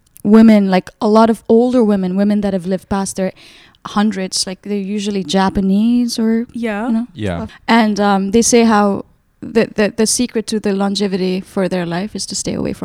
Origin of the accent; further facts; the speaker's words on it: Kathmandu, Bagmati, Nepal; moved away as an adult; now in New York, United States; I was born and raised in Nepal. I lived in Kathmandu all my life up until I was 24. Then I started living in New York full time.